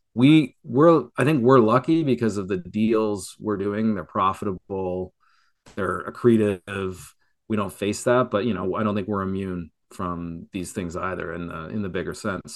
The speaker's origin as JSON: {"language": "English", "country": "Canada", "moved": "yes", "lives_now": "Florida, United States", "said": "I'm a Canadian"}